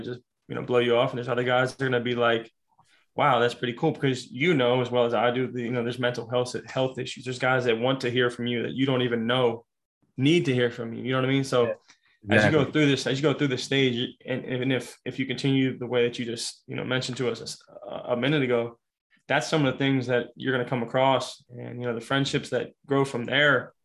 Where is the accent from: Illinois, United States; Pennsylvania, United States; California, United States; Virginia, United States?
Pennsylvania, United States; Pittsburgh; I'm over here from Pittsburgh, PA